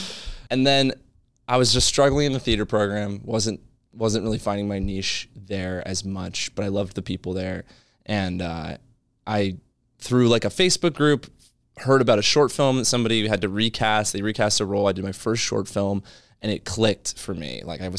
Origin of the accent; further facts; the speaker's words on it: Maryland, United States; So yeah, I'm a boy from Maryland.